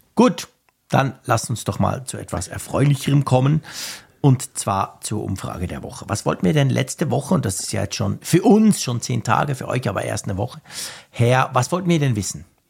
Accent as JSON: {"language": "German", "country": "Switzerland", "said": "bei uns in der Schweiz"}